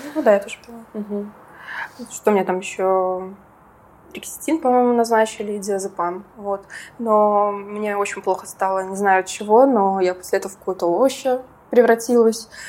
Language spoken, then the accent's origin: Russian; Minsk, Belarus; also born or lived in Georgia; я вообще из Минска